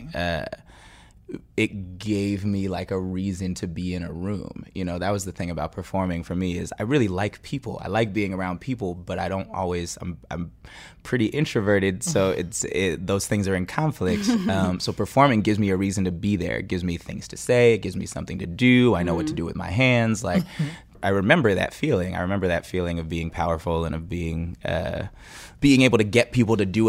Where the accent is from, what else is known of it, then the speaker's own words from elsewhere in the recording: Bay Area, California, United States; I'm from the Bay Area